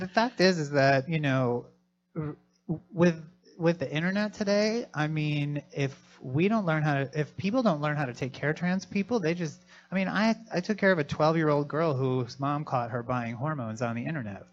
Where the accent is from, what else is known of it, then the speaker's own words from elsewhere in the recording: Philadelphia, Pennsylvania, United States; I'm from Philadelphia.